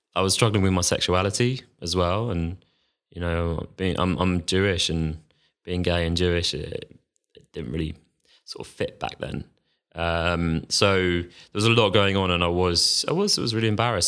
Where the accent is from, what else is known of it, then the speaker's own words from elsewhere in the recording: London, United Kingdom; also born or lived in Manchester; I'm from London, I, I went off to university in Manchester.